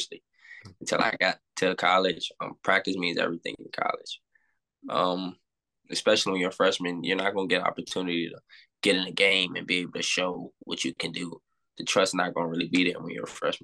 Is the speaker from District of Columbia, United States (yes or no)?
yes; Washington, District of Columbia, United States; I'm from Washington, D.C. Grew up DMV area.